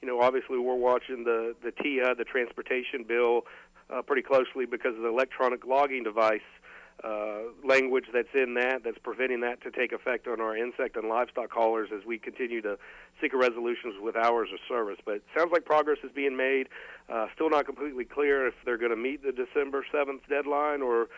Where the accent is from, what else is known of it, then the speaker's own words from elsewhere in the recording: Florida, United States; growing up in Florida